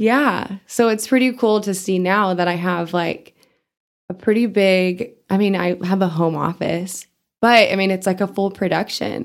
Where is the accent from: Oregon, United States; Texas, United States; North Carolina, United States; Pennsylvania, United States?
Texas, United States; Amarillo; also born or lived in Canada / Europe / South Dakota; I grew up in Amarillo